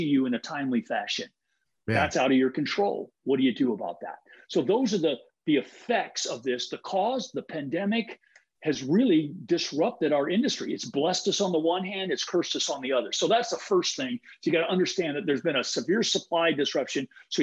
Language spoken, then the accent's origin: English; Huntington Beach, California, United States; I'm from Huntington Beach too